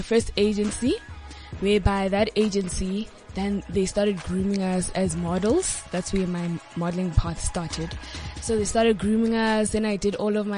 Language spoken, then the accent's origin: English; Johannesburg, Gauteng, South Africa; also born or lived in Kagiso / Queenstown, Eastern Cape (ancestry); I was born in Johannesburg, the West Rand, where I started living in Kagiso, and then I moved to Waldo Park. So now I'm still at Waldo Park.